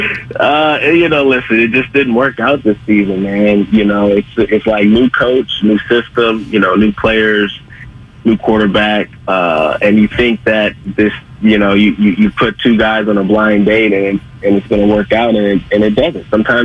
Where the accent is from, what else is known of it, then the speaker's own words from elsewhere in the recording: Fremont, California, United States; shout out to Irvington High School, man, all the people I grew up with in Fremont, man, it's all love.